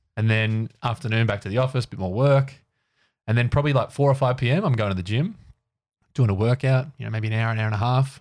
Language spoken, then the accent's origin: English; Ocean Grove, Victoria, Australia; moved away as an adult; now in Melbourne, Australia; I moved from Ocean Grove growing up to Melbourne to go to uni